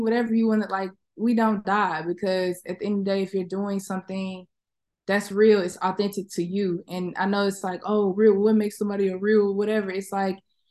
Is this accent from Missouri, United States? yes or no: no; Little Rock, Arkansas, United States; moved away; also born or lived in Atlanta, Georgia / Houston, Texas; growing up in the South, living in the South, and having, you know, the Southern experience, whether it's me living in Little Rock, me living in Atlanta, me living in Houston